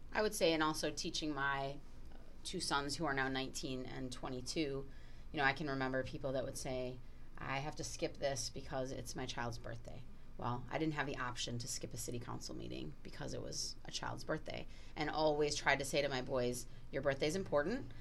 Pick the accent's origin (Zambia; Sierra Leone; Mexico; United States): United States; Milwaukee, Wisconsin; as a person who went to an all girls Catholic high school growing up in the Milwaukee area